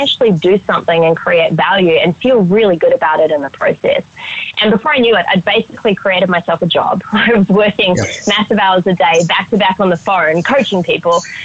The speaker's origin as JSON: {"language": "English", "region": "Auckland", "country": "New Zealand", "tie": "born or raised there", "also_born_or_lived": "Australia", "moved": "yes", "said": "I grew up in Auckland, New Zealand"}